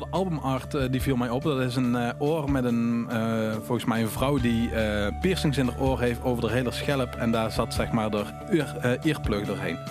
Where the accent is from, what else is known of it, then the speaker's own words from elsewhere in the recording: Limburg, Netherlands; als Limburgse jongen